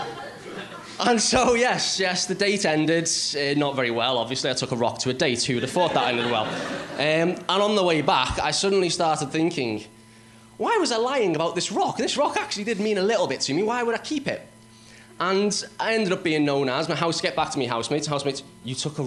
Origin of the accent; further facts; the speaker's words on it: Liverpool, North West England, United Kingdom; I am from Liverpool, so I do apologise if you can't understand what I'm saying.